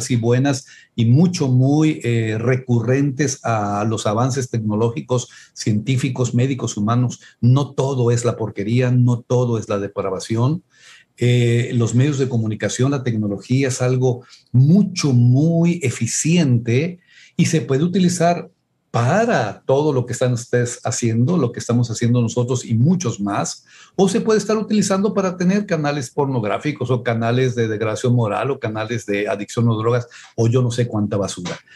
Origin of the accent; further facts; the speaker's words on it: Mexico; es que somos pobres, es que no podemos, es que somos mexicanos